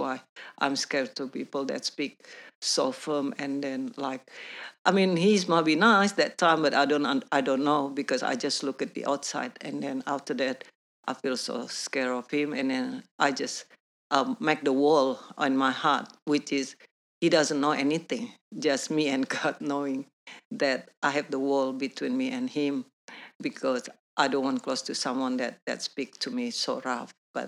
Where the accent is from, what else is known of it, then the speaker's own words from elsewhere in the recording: New Zealand; English is a second language; Even though I was from New Zealand, I was been in New Zealand, and then over there speaking English, but yet still, my English still very basic.